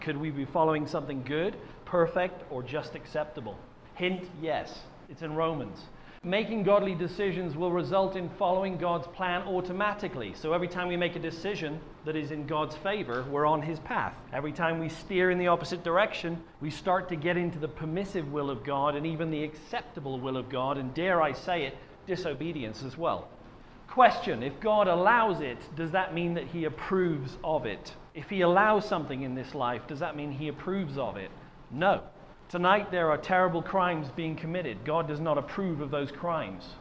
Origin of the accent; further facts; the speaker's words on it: Wales, United Kingdom; I was from Wales